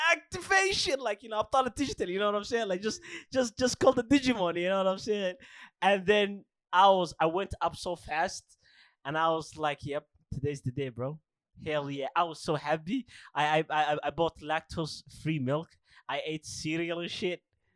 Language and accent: English; Alabama, United States; I am from Alabama.